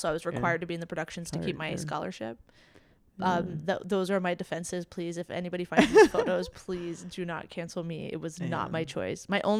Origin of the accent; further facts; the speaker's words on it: Jamaica; The designer's from my hometown in Jamaica, if you can believe.